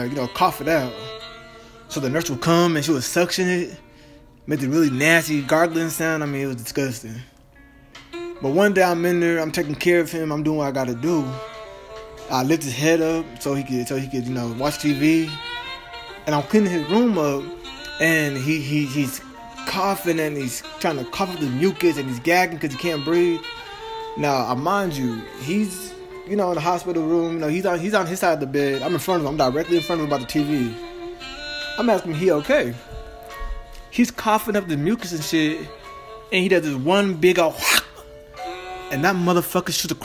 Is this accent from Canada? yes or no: no; Dallas, Texas, United States; I'm from Dallas, Texas